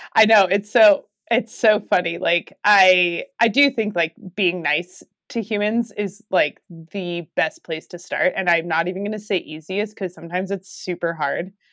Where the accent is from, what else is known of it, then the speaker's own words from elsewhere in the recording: New Mexico, United States; now in Durango, United States; where I grew up in New Mexico